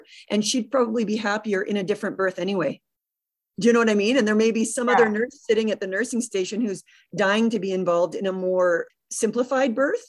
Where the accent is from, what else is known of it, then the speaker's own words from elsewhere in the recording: Canada; our culture as a Canadian